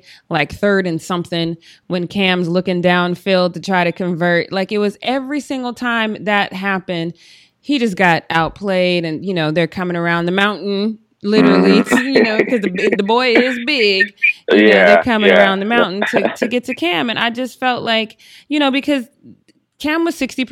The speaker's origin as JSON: {"language": "English", "town": "Denver", "region": "Colorado", "country": "United States", "said": "I am from Denver."}